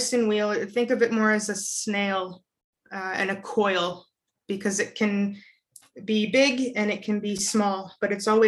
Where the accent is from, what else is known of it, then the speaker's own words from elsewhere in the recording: Toronto, Ontario, Canada; my own personal experiences growing up there